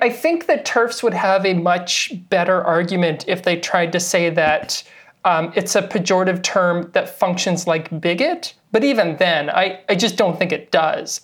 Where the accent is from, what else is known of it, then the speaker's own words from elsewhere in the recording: Victoria, British Columbia, Canada; also born or lived in Halifax; I did my undergrad in Victoria, B C, which is where I'm from. I'm Canadian.